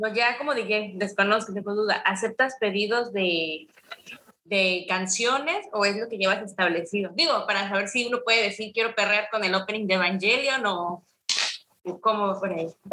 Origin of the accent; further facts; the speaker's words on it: Cosoleacaque, Veracruz, Mexico; moved away as an adult; now in Mexico City, Mexico; somos originarios del mismo lugar